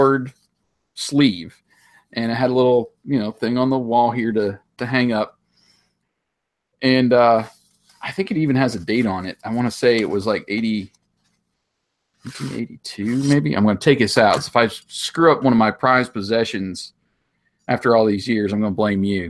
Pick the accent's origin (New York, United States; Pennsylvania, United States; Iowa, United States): Pennsylvania, United States; Curwensville; Kerwinsville Days, which was in my hometown